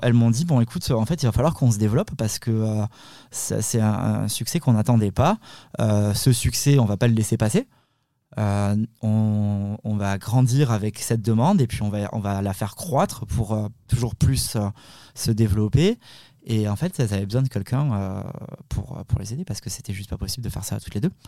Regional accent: the South-West, south-west France, France; on, est d'origine italienne, mais bon, on, est, on, a grandi dans, enfin, moi je suis né dans le Sud-Ouest

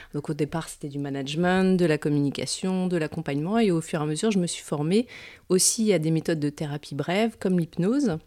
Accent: Metz, Grand Est, France; also born or lived in Nancy; je suis originaire de Metz et j'y habite et j'y travaille actuellement

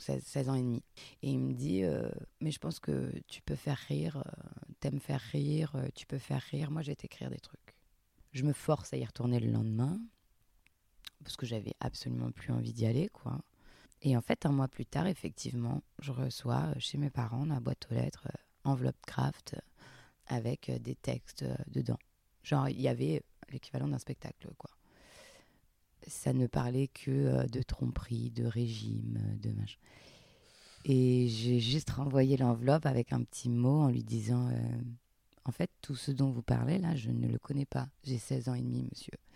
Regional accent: Montpellier, Occitania, France; moi je viens de Montpellier, enfin un petit village à côté de Montpellier à la campagne, dans le sud, et je faisais du théâtre à la MJC

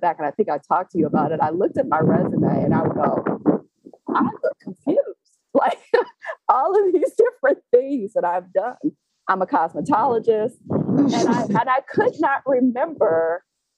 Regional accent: Detroit, Michigan, United States; I'm from Detroit, Michigan

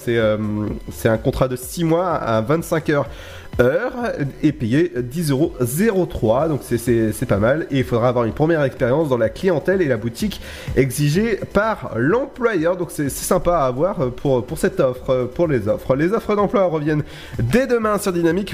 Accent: Brittany, France; je suis breton

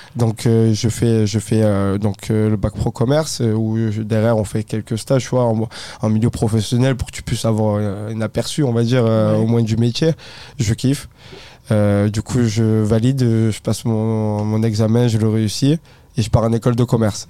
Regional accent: Sisteron, Provence-Alpes-Côte d'Azur, France; moved away as an adult; now in Paris, France; je viens de Sistoron, donc euh, à côté de Marseille, on est à une heure de Marseille, dans les Alpes

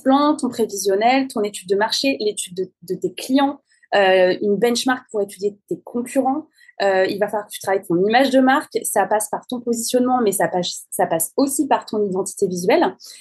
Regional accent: France; je suis française

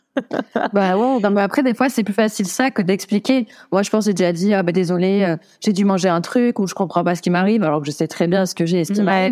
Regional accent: Brive-la-Gaillarde, Nouvelle-Aquitaine, France; chez moi, à Brive-la-Gaillarde, d'où je viens

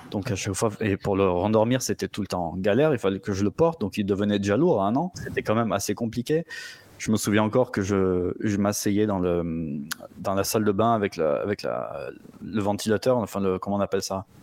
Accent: France; now in Vienna, Austria; non je suis français, madame.

